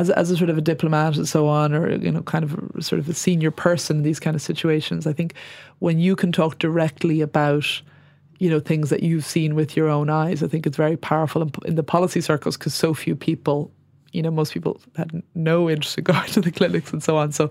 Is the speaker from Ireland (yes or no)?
no; United Kingdom; I suppose as as a British person